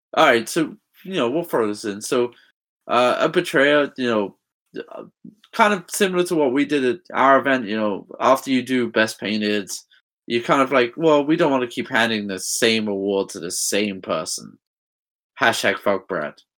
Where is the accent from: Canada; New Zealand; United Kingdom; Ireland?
United Kingdom; England; moved away as an adult; I'm from England